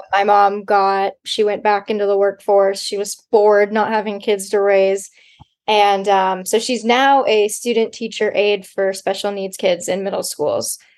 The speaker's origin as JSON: {"language": "English", "town": "Laguna Niguel", "region": "California", "country": "United States", "also_born_or_lived": "San Luis Obispo, California", "moved": "as an adult", "said": "I am from Orange County, California, um, Laguna Niguel, Dana Point area"}